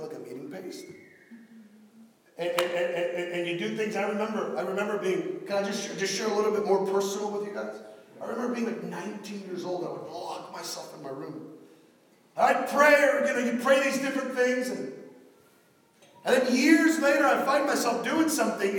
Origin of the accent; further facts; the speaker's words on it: Miami, Florida, United States; accent: Miami; My Miami accent's coming out